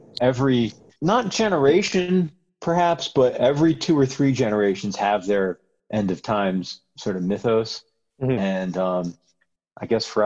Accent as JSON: {"language": "English", "country": "United States", "lives_now": "Seattle, United States", "said": "as an American"}